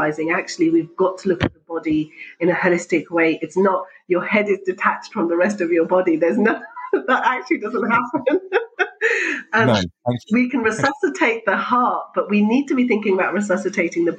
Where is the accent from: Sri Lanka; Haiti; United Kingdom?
United Kingdom; I'm Pakistani, but British and grew up here, had my medical training here.